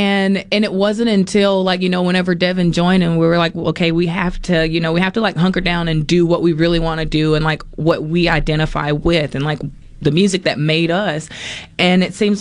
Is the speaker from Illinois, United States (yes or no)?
no; Poplarville, Mississippi, United States; moved away; also born or lived in New Orleans, Louisiana; we grew up singing gospel in church, but we grew up in Poplarville, Mississippi